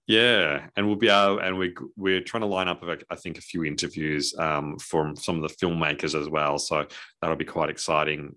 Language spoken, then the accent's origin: English; Australia